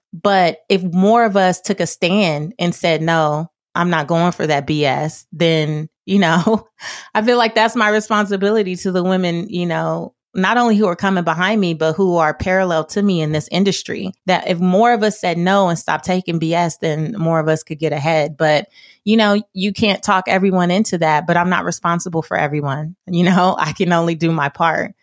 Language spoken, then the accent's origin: English; Los Angeles, California, United States; I grew up in South Central Los Angeles